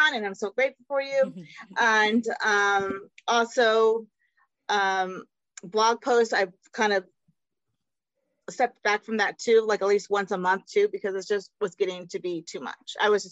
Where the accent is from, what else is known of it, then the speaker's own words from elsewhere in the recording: Austin, Texas, United States; My parents are from Mexico, and I was born in Austin because that's where they met.